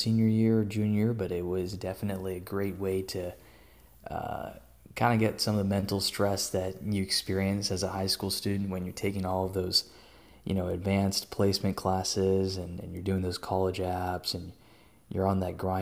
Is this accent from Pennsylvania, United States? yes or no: no; Austin, Texas, United States; also born or lived in Hyderabad, India; Born and raised in Austin, Texas